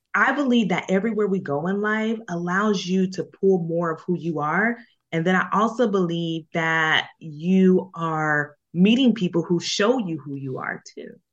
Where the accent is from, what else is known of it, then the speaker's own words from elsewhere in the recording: Jacksonville, Florida, United States; moved away; also born or lived in Bronx, New York; I lived in the Boogie Down Bronx, but I am a native of Duval